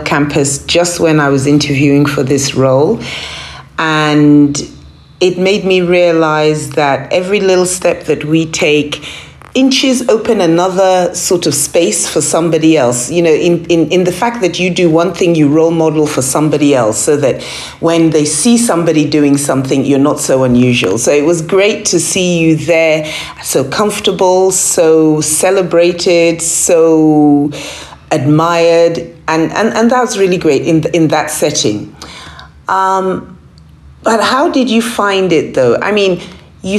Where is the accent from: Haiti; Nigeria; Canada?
Nigeria; moved away; I am home. I'm in Nigeria, I'm in Abuja